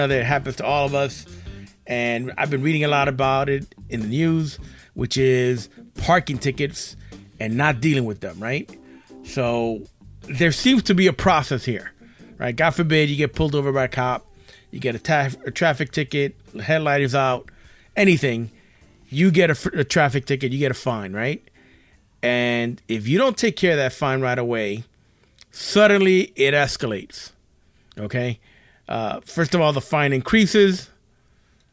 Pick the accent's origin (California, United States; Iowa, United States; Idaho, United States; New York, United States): New York, United States; New York City; I grew up in New York, right? And in New York City